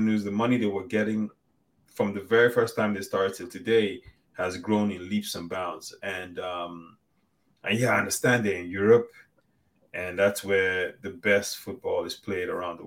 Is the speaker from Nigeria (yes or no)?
yes; Nigeria; we're both Nigerian.